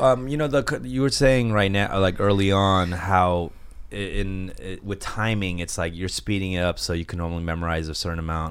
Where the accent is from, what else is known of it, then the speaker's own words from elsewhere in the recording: Buenos Aires, Argentina; moved away; I was born in Buenos Aires